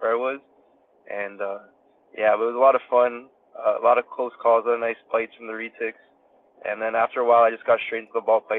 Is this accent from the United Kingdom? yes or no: no; Toronto, Ontario, Canada; I grew up in Toronto, Canada, and then I recently moved to like a suburb next to Toronto